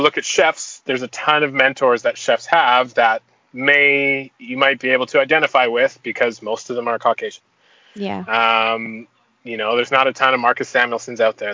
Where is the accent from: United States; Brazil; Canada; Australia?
Canada; Toronto, Ontario; now in Vancouver, Canada; I'm born and raised in Toronto, but I've been in Vancouver for like 20 years.